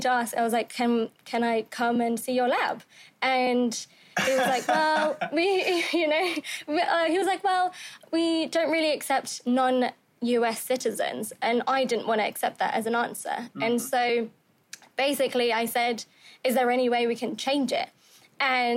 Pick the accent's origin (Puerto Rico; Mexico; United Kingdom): United Kingdom; London; moved away as an adult; now in California, United States; All right, so I'm from London. I was born in London in the UK.